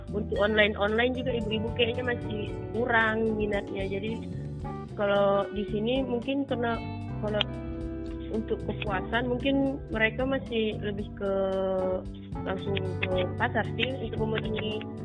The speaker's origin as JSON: {"language": "Indonesian", "town": "Rantau Prapat", "region": "North Sumatra", "country": "Indonesia", "tie": "born or raised there", "said": "di kampung saya ya Rantau Prapat"}